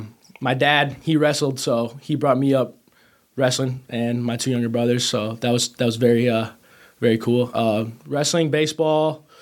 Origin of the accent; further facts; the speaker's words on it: Kenosha, Wisconsin, United States; I am born and raised in Kenosha, Wisconsin.